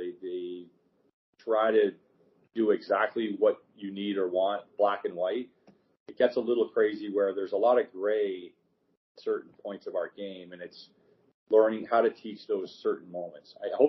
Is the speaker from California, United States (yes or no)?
no; Niagara, New York, United States; I left Lowell and went to Niagara because that's my hometown area.